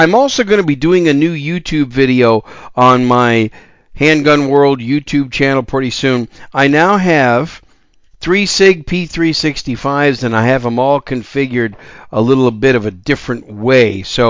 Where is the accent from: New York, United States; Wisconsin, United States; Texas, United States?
Wisconsin, United States; moved away as an adult; My home state's Wisconsin. I grew up there, spent the majority of my first 24, almost 25 years there, and still go back there occasionally.